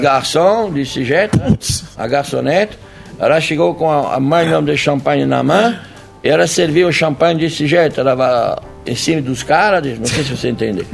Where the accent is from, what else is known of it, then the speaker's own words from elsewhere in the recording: France; now in Brazil; eu sou francês, eu não sou brasileiro